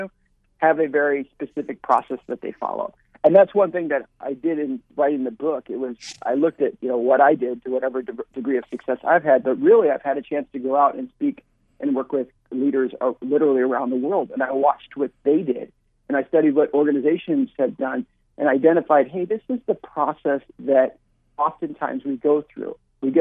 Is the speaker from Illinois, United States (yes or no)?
yes; Chicago, Illinois, United States; moved away; I grew up in Chicago